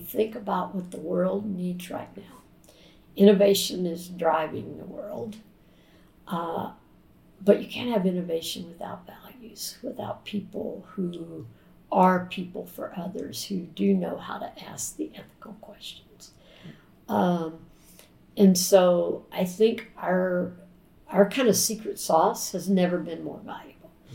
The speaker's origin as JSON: {"language": "English", "town": "Jacksonville", "region": "Florida", "country": "United States", "tie": "born or raised there", "said": "growing up in Florida. And during the first 12 years of my life, when we lived in Jacksonville"}